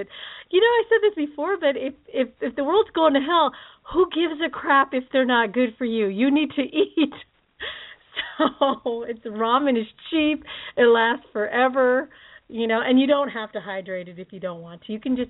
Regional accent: Philippines; I'm Filipino and I'm a Hawaiian at heart and spam, man.

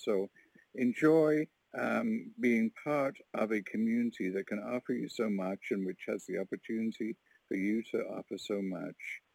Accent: Warkworth, Ontario, Canada; I'm from Warkworth, Ontario, a little rural community of 700 people

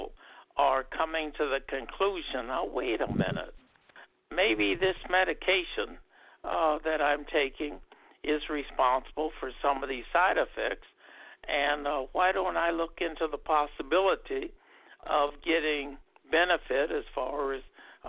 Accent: Omaha, Nebraska, United States; My hometown is Omaha, Nebraska

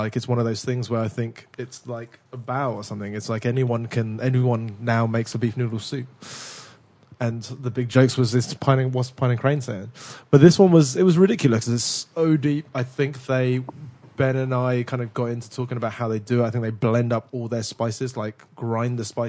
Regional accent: United Kingdom; accent: British

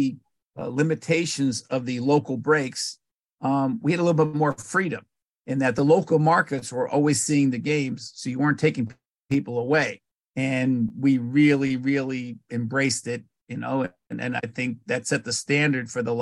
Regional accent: New Jersey, United States; I was growing up in Jersey

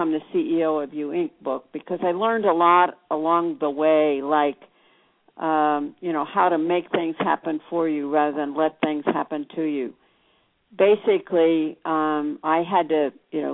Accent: Illinois, United States; now in Tucson, United States; I'm from Illinois.

